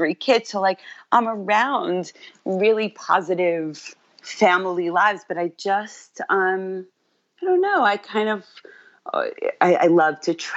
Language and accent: English; New York City, New York, United States; I'm from New York, born and raised in Queens